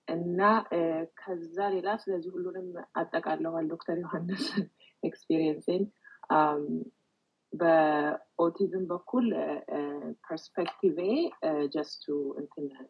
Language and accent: Amharic; Addis Ababa, Ethiopia; moved away as an adult; also born or lived in Chicago / Botswana; ኢትዮጵያ ተወልጄ ያለ ኢትዮጵያ ልጅ መሆኔን ነው የማውቀው